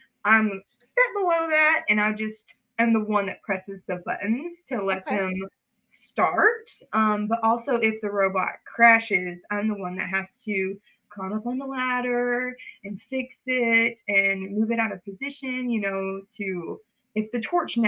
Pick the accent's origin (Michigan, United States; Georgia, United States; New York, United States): Georgia, United States; Hogansville; I'm from Hogansville, Georgia. Super small town